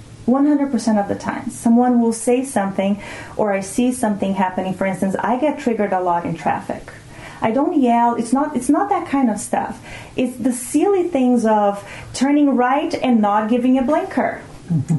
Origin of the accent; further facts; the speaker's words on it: Brazil; first language Portuguese; English is a second language; moved away; I come from Brazil